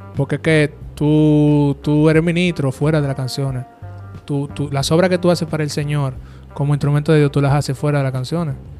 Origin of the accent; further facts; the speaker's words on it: Dominican Republic; Somos dominicanos.